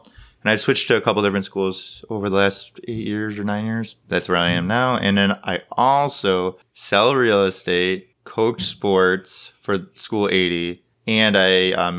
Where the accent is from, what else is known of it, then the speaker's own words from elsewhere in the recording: Lyons, New York, United States; I'm from Lyons, New York. It's about an hour from Rochester and an hour from Syracuse, right off the I-90.